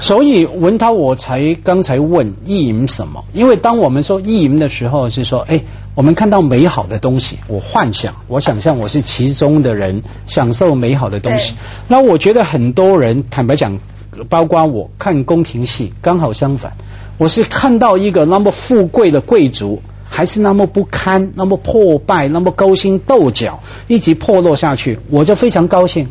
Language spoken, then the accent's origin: Chinese; Hong Kong; 在香港，我们